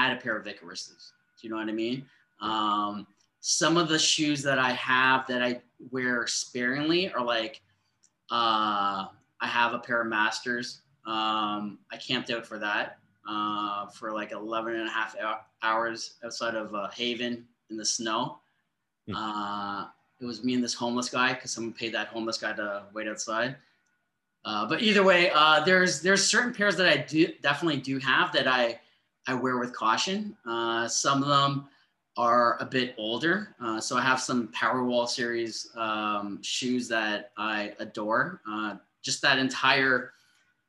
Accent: Toronto, Ontario, Canada; also born or lived in Markham / Milliken; I'm 40. I grew up in Scarborough. My parents moved us to a part of Markham

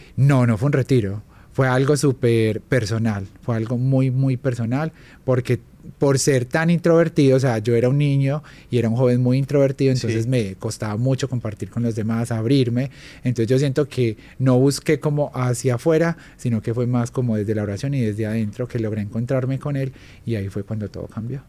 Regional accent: Armenia, Quindío, Colombia; moved away as an adult; yo soy de Armenia Quindío, soy del eje cafetero, entonces vengo como de una tierra súper pequeña, pero súper hogareña

